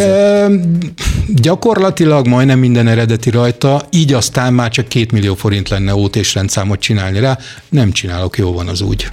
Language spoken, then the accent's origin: Hungarian; Hungary; mint magyar paraszgyerek